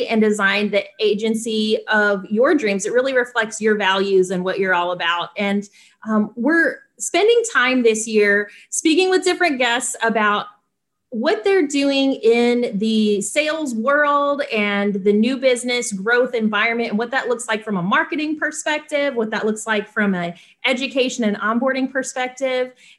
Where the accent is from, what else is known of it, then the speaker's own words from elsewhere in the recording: North Carolina, United States; also born or lived in Winston-Salem; I grew up in North Carolina